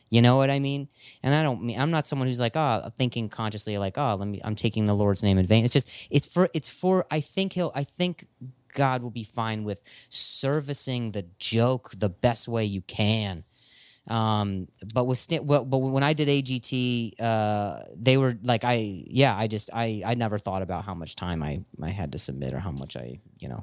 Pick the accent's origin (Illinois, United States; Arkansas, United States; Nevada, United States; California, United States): Nevada, United States; Las Vegas; moved away; also born or lived in Indiana; I was born in Indiana, and then I, I lived in Vegas for, uh, about ten years or so